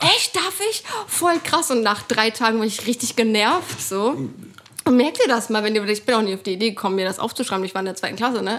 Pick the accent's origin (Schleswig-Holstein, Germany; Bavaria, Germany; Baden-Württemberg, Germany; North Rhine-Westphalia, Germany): Schleswig-Holstein, Germany; Lübeck; in einem ja, Stadtteil von Lübeck halt, wo ich immer noch wohne, wo ich aufgewachsen bin